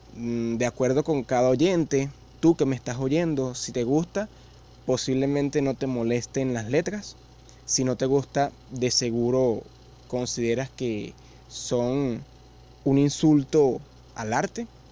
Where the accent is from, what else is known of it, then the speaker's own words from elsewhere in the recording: Venezuela; yo vivo en Venezuela